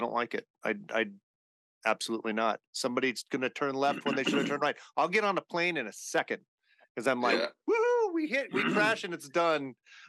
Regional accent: Southern California, United States; also born or lived in Massachusetts; now in Idaho, United States; I grew up in Southern California where everything's wide open.

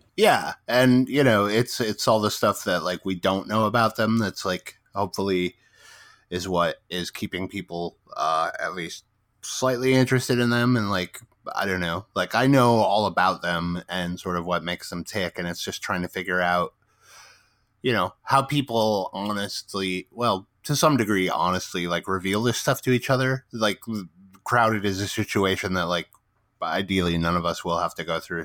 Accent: Midwest, United States; now in West Coast, United States; I grew up in the Midwest, so like um, I live on the West Coast now

